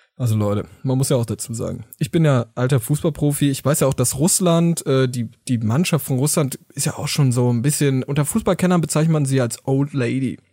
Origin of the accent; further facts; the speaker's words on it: Germany; wir wollen als Deutsche natürlich zusammenhalten, wir lieben alle unser Land